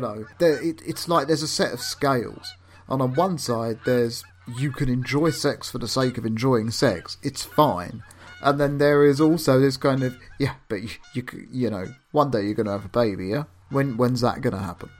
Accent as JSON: {"language": "English", "region": "London", "country": "United Kingdom", "tie": "born or raised there", "also_born_or_lived": "Camden", "said": "I was born in Islington"}